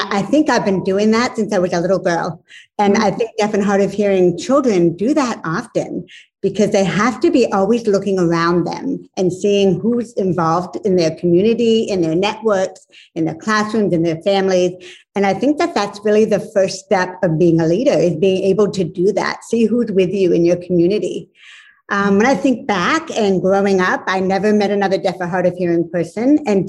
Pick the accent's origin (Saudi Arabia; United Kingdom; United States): United States; Northern Maine; I grew up in Northern Maine in a little small town, a little mill town at the base of a mountain